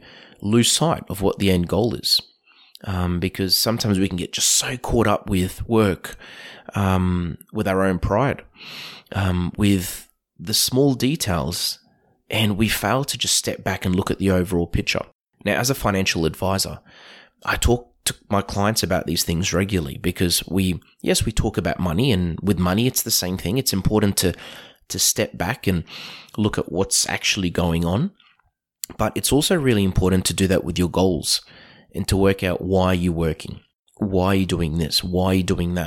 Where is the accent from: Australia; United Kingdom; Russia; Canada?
Australia; Queensland; my experience as a Queenslander growing up